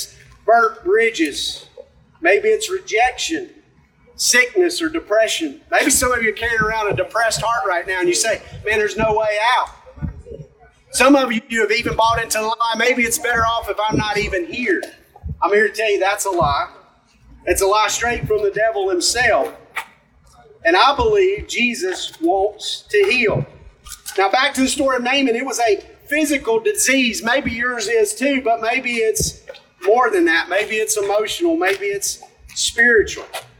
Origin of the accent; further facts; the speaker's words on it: Alabama, United States; I'm from McCall, Alabama